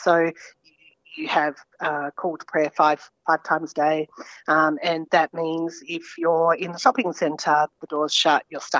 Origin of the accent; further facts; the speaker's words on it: Mornington Peninsula, Victoria, Australia; moved away as an adult; also born or lived in Papua New Guinea / Saudi Arabia; now in Tasmania, Australia; I'm currently living in Tasmania, but I grew up in Victoria on the Mornington Peninsula. Lived overseas for about 12 years.